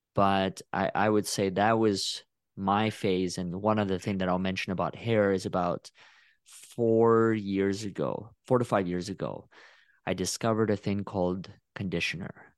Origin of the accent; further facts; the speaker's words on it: Russia; now in Texas, United States; I just say from Russia